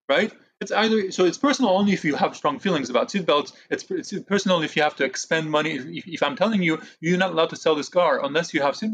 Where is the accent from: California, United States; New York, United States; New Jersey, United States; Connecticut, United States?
New York, United States; when people kept asking me where I'm from, I made it a point to say I'm from New York. Uh, that was my answer. If you know where New, that New York is in the United States, you know that I'm also American.